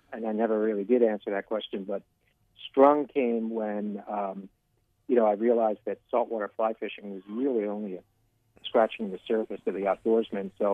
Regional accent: Pennsylvania, United States; moved away as an adult; now in Florida, United States; I grew up in Pennsylvania, so I hunted and fished my whole life

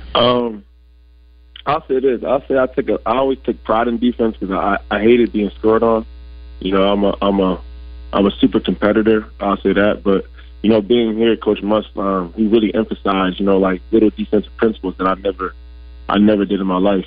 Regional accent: New Jersey, United States; I'm from North Southern Jersey, North Jersey. Like I'll say about like 15 minutes away from New York City.

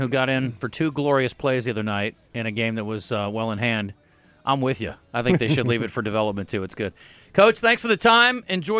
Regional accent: Iowa, United States; when I was growing up in Iowa

